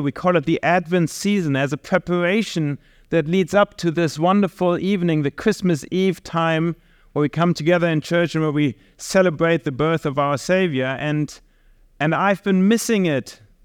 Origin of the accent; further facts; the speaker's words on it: Germany; moved away; we are from Germany